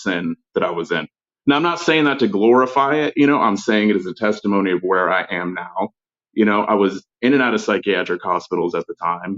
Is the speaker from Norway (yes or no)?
no; Florida, United States; I grew up in Florida